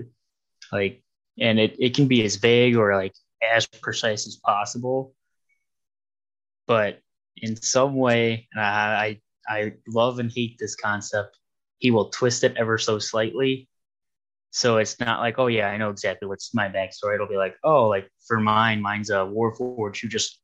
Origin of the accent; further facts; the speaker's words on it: Ohio, United States; I'm from Ohio